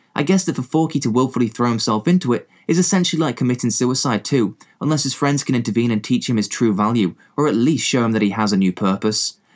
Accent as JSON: {"language": "English", "region": "England", "country": "United Kingdom", "accent": "English", "said": "I am, you know, English, as you can probably tell from my accent"}